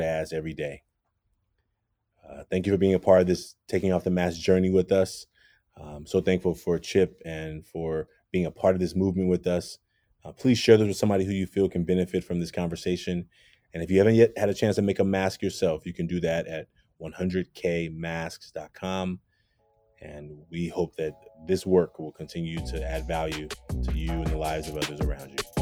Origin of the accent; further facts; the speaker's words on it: Oakland, California, United States; I grew up in Oakland, California